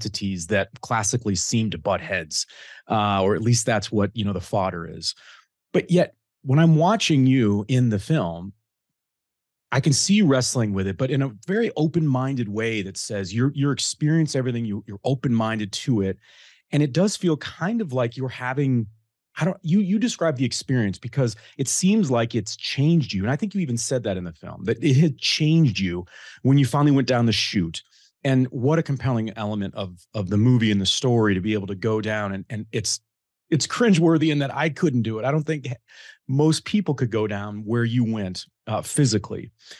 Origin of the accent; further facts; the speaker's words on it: the North, United States; now in US South; and so I grew up in the North, went to Michigan State. I live in the South now.